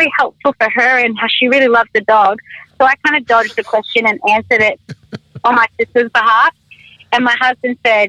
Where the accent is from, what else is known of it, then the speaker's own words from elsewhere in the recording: Australia; I'm Australian